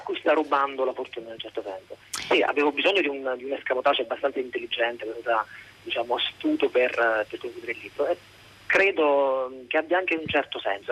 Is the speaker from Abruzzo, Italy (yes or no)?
yes; Abruzzo, Italy; io sono abruzzese